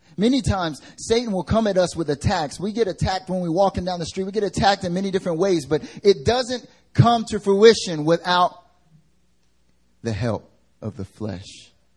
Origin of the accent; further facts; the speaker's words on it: United States; now in South Korea; I'm American